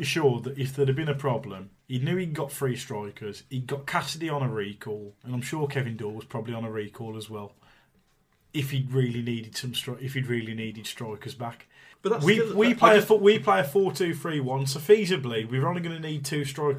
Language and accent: English; Tipton, West Midlands, United Kingdom; I'm from Tipton, a lot of my friends are Albion fans